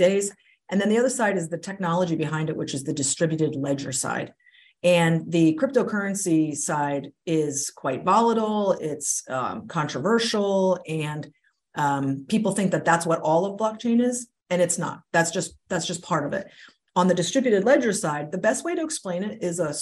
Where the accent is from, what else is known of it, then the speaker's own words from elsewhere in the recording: Pennsylvania, United States; moved away as an adult; now in Rhode Island, United States; I grew up in Pennsylvania.